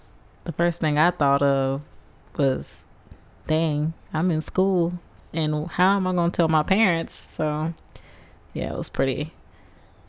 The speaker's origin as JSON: {"language": "English", "town": "Columbia", "region": "South Carolina", "country": "United States", "said": "we're out of South Carolina, Colombia"}